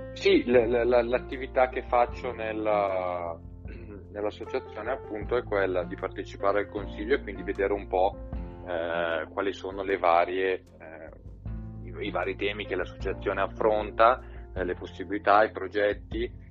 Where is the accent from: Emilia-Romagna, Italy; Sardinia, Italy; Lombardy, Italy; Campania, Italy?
Lombardy, Italy; Seriate; also born or lived in Redona, Bergamo; io sono cresciuto a Seriate